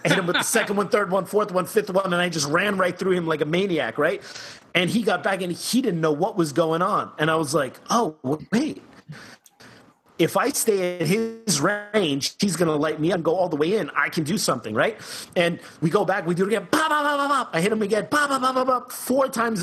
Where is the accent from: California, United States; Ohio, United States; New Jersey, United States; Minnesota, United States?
New Jersey, United States; also born or lived in Germany; I'm half German, I'm half Cuban, but I grew up in Jersey